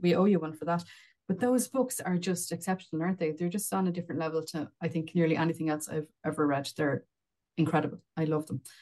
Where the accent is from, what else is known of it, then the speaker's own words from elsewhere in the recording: Wexford, Leinster, Ireland; an ordinary terraced house in an ordinary town in Wexford